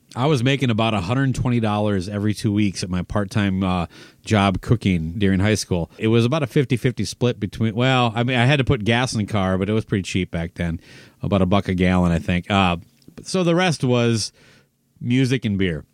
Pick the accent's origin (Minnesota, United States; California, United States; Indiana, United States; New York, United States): Minnesota, United States; Owatonna; the drugstore in Owatonna, my hometown